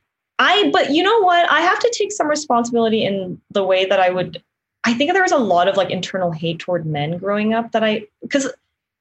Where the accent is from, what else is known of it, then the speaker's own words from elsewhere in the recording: Los Angeles, California, United States; I grew up in the South Bay here